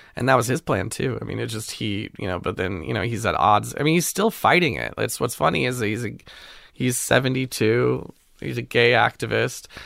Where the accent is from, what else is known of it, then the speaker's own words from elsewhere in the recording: Pasadena, California, United States; also born or lived in Glendale; I grew up mostly in Pasadena